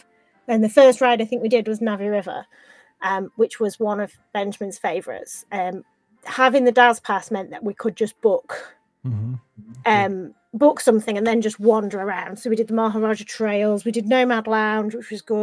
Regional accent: United Kingdom; we're British

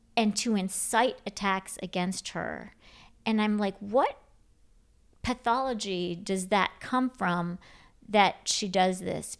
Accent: Grand Rapids, Michigan, United States; also born or lived in Ann Arbor, Michigan; So I grew up in Grand Rapids, Michi-, I was born in Ann Arbor, Michigan

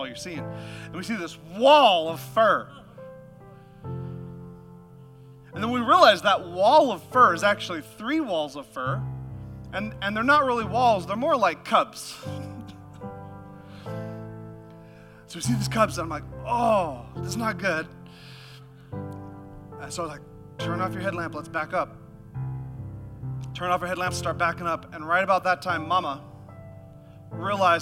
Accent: Alaska, United States; moved away; I'm from Alaska, and we had this youth camp

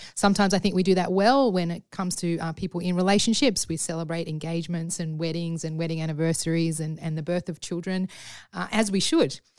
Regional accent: Sydney, New South Wales, Australia; my experience growing up in Sydney

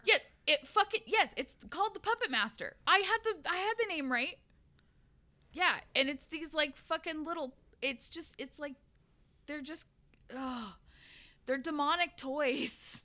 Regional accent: Pacific Northwest, United States; growing up in the Pacific Northwest

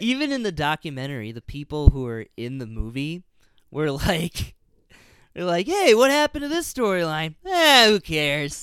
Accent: Illinois, United States; I grew up in Illinois

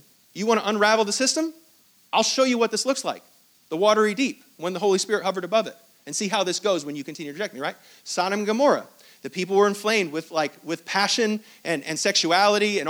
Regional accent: Hong Kong; I was born in Hong Kong. I was not born in Israel.

